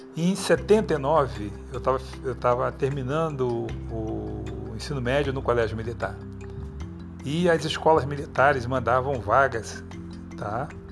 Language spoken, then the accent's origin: Portuguese; Rio de Janeiro, Brazil; moved away as an adult; sou carioca, Mas tem trinta e nove anos que eu tô fora do Rio de Janeiro.